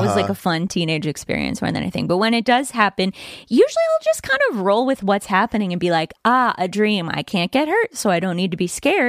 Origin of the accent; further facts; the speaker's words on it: the Bay Area, California, United States; I grew up in the Bay Area and around a lot of people who are into some woo-woo shit.